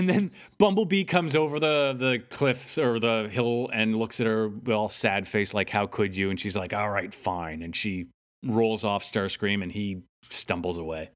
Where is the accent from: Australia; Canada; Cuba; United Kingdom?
Canada; I'm Canadian.